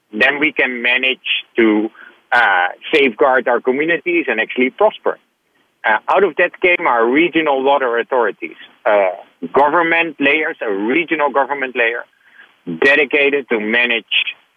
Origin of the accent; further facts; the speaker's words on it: Netherlands; Born in the Netherlands